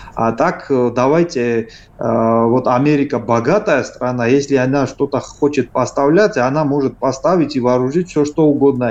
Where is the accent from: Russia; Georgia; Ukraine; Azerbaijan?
Georgia; Мы, грузины